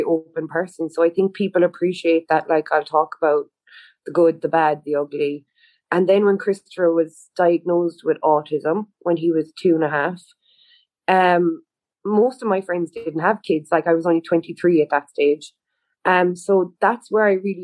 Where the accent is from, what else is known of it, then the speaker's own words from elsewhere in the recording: Tralee, County Kerry, Ireland; also born or lived in Cork; I was born and raised in Tralee